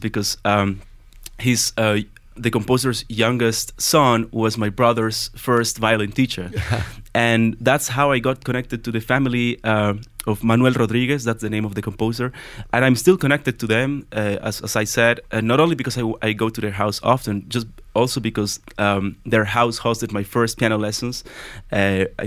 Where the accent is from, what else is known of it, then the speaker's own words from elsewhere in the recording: Cochabamba, Bolivia; also born or lived in Boston; their home in Cochabamba, which is my hometown